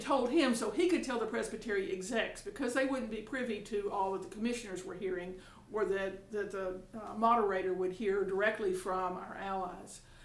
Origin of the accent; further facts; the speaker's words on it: Tuscaloosa, Alabama, United States; I'm from Tuscaloosa, Alabama